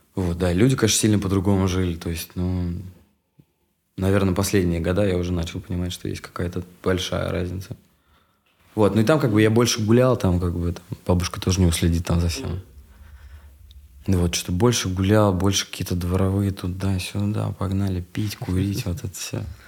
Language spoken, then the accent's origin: Russian; Yeysk, Krasnodar Krai, Russia; moved away; also born or lived in Moscow; я очень долго как бы рос в Ейске у бабушки. Меня отправляли там типа на полгода туда